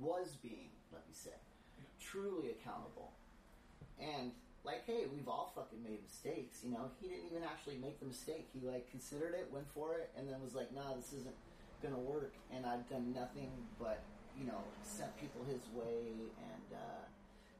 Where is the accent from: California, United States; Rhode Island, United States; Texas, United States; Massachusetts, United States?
California, United States; Sacramento; also born or lived in Humboldt / San Francisco; now in Oakland, United States; I grew up in Sacramento. Mostly Sacramento, a little bit in Humboldt, and then I moved here to San Francisco in 86